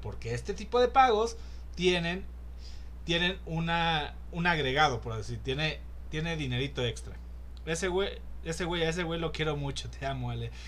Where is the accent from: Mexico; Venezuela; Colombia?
Mexico; aquí en México